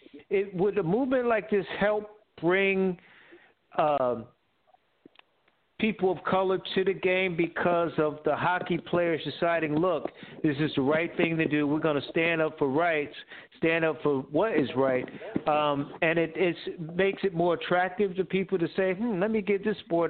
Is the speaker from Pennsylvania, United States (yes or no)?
no; New Haven, Connecticut, United States; the old New Haven Nighthawks back in the day, in my hometown at the Coliseum there